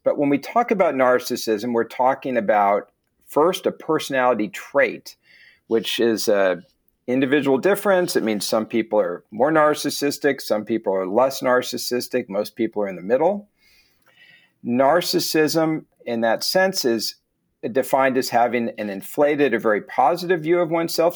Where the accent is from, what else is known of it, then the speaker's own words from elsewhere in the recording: United States; As an American